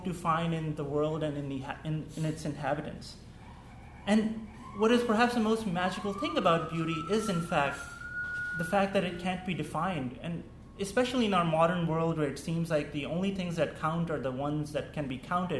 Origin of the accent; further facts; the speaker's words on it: Pakistan; first language Urdu; English is a second language; moved away; growing up in Pakistan, English was a second language for me